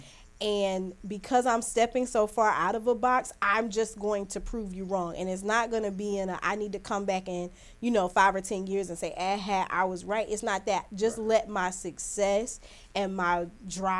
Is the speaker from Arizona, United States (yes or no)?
no; Lake View, South Carolina, United States; also born or lived in Trenton, New Jersey / Florence, South Carolina; I'm from Lakeview. That's where I grew up primarily.